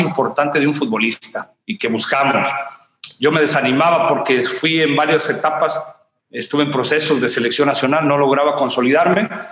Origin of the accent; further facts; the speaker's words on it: Teocuitatlán de Corona, Jalisco, Mexico; de mi pueblo natal, Teocuitatlán, a Guadalajara, estamos a una hora